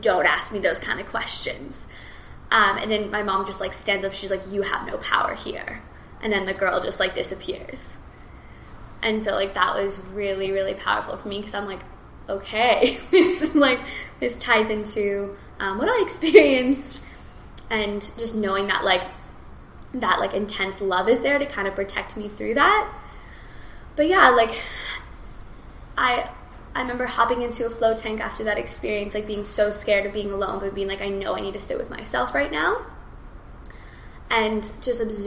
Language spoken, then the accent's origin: English; Kelowna, British Columbia, Canada; I was in my hometown. I was just like in Kelowna